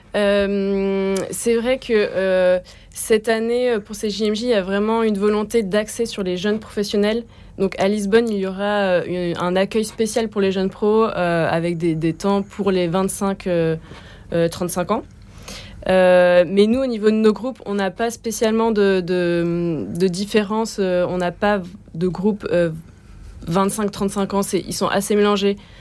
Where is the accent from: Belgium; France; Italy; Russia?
France; Bordeaux, Nouvelle-Aquitaine; moved away; also born or lived in Paris; j'ai grandi à Bordeaux